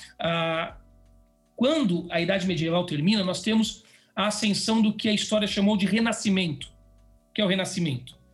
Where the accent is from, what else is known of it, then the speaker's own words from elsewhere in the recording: Vale do Paraíba, São Paulo, Brazil; moved away as an adult; also born or lived in Jacareí; now in Atibaia, Brazil; Vale do Paraíba, eu sou dessa região, sou do Vale do Paraíba, lugar muito legal